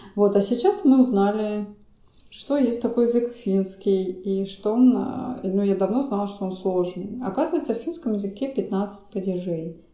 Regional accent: Saint Petersburg, Russia; я просто из Санкт-Петербурга, и там учили финский

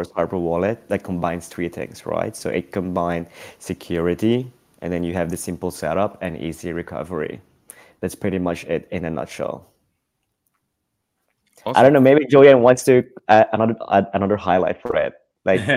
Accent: Philippines; now in Amsterdam, Netherlands; I live in Amsterdam. My mom lives in LA. I'm from the Philippines.

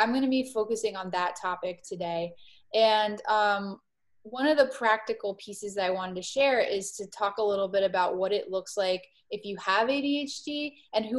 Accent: Miami, Florida, United States; moved away as an adult; also born or lived in East Coast; I grew up in Miami, Florida

